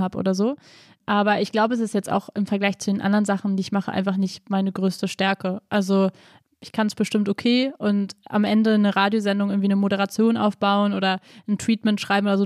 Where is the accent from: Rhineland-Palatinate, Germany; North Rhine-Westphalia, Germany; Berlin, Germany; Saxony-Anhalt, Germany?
Berlin, Germany; natürlich bin ich Deutsche und ich bin Berlinerin und ich bin hier zu Hause und ich liebe auch Berlin.